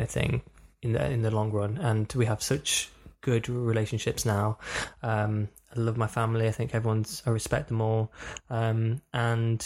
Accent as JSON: {"language": "English", "town": "Burton upon Trent", "region": "West Midlands", "country": "United Kingdom", "said": "I am from the Midlands. I'm from a town called Burton upon Trent."}